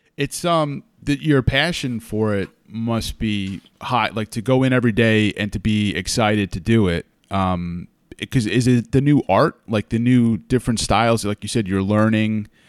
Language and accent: English; New York, United States; moved away as an adult; also born or lived in Hudson Valley, New York; now in California, United States; growing up in New York and living in the Hudson Valley most of my life